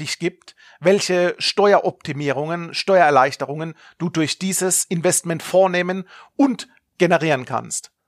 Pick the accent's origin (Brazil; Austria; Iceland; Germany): Germany; Baden-Württemberg; accent: Kurpfälzisch; now in Stuttgart, Germany; man hört es teilweise durch meinen Slang, dass ich aus dem kurpfälzischen Bereich bin, aus der Region Karlsruhe, Mannheim, Heidelberg, da ist es natürlich für den Badener ein Schritt, den Weg ins Schwabenländle sich zu gönnen.